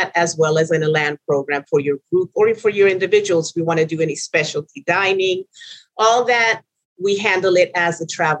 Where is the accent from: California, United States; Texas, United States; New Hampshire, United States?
Texas, United States; Houston; also born or lived in Venezuela; I'm originally from Venezuela. My father was from Trinidad, and I was brought up in Houston